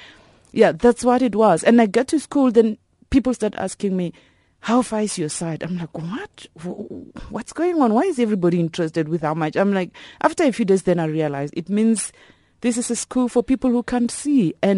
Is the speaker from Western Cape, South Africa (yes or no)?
no; Elim, Limpopo, South Africa; I'm from Ilim in Limpopo. Yeah, I grew up there, and I was born at the Ilim Hospital.